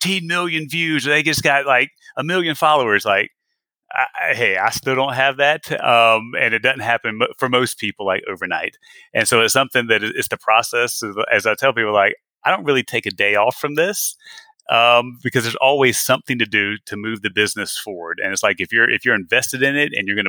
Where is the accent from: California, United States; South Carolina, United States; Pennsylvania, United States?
South Carolina, United States; moved away as an adult; also born or lived in Atlanta, Georgia / Texas; I'm born and raised in South Carolina